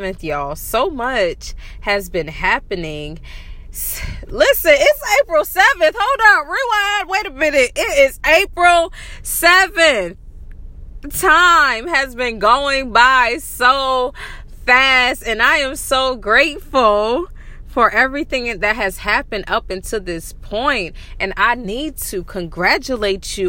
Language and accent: English; Varnville, South Carolina, United States; also born or lived in Washington State; now in Washington, United States; I'm originally from South Carolina. I love it so much. I'm from Varonville, y'all. I am from the Low Country in South Carolina